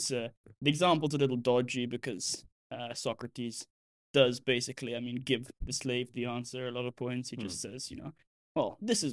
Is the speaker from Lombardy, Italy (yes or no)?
yes; Milan, Lombardy, Italy; moved away; I'm from Milan.